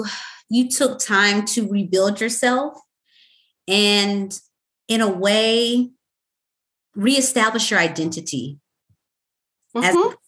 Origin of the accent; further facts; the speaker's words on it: the South, United States; the South. I'm from the South too.